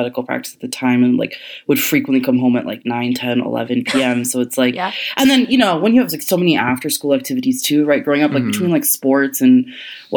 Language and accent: English; United States; I'm Indian, American